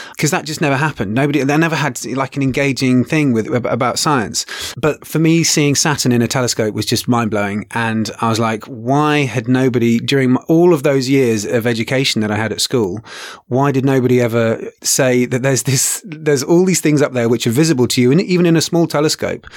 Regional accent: England, United Kingdom; now in Kenya; originally from England. I now also am in Kenya

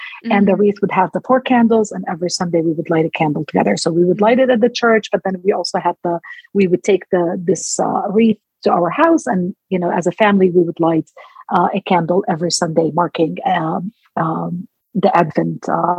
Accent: Palestine; born or raised there; also born or lived in Jerusalem

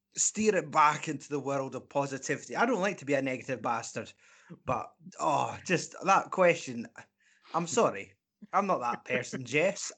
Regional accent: Scotland, United Kingdom; we're Scottish

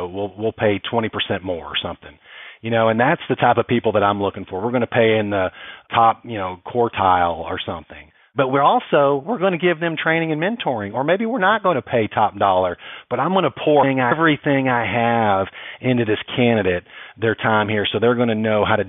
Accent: Texas, United States; I was from Texas originally

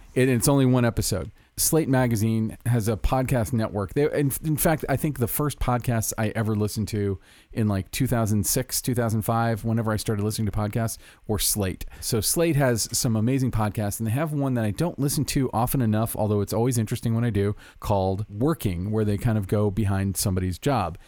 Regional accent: Orlando, Florida, United States; now in Los Angeles, United States; Orlando, Florida, my home my hometown

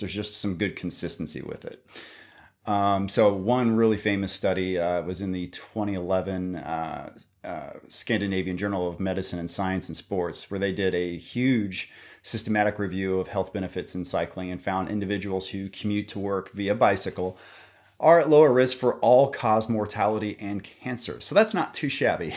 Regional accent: Kansas, United States; I'm also from Kansas

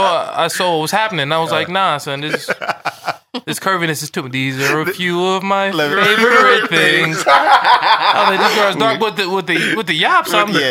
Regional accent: Long Island, New York, United States; Because I would come to him with a different thing because I'm from Long Island.

